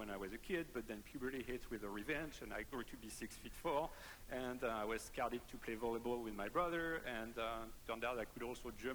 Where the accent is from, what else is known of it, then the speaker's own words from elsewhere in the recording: near Paris, Île-de-France, France; English is a second language; moved away; I am French. So I was born and raised in France, near Paris.